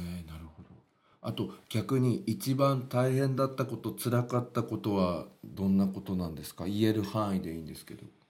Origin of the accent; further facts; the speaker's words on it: western Ibaraki, Japan; accent: Ibaraki Kensei dialect; 俺は本当は県西地区でなまってんだよ 茨城の県西地区なんだよ俺は本当は